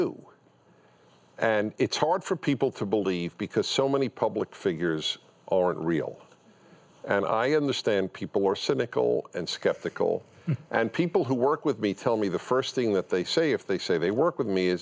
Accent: New York City, New York, United States; I grew up in Brooklyn

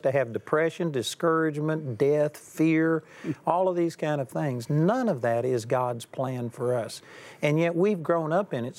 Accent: Texas, United States; I'm a hick from Texas

